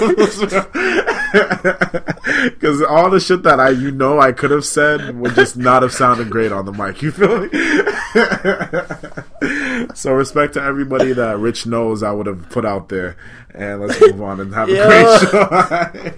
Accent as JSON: {"language": "English", "town": "Malden", "region": "Massachusetts", "country": "United States", "tie": "born or raised there"}